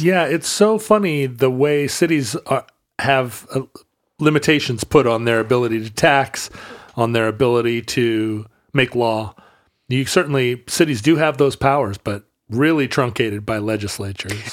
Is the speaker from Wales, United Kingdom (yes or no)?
yes; Wales, United Kingdom; I am a Welshman